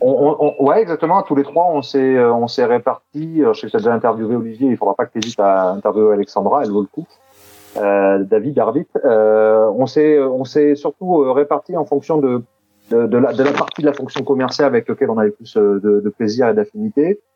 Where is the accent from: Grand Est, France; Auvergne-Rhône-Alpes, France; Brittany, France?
Auvergne-Rhône-Alpes, France; Clermont-Ferrand; moved away as an adult; also born or lived in south-east France; now in Toulouse, France; mais je suis pas toulousain, moi, je suis de Clermont-Ferrand à la base